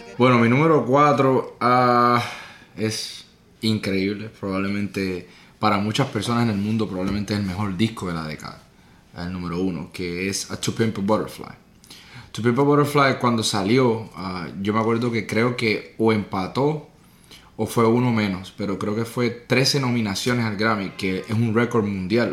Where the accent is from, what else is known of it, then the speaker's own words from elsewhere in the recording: Puerto Rico; yo soy de Puerto Rico, nací y criado